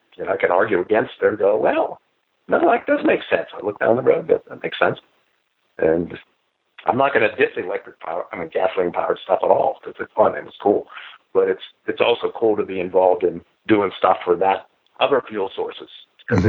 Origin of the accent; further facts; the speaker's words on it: Pennsylvania, United States; I'm from Pennsylvania. I was near West Virginia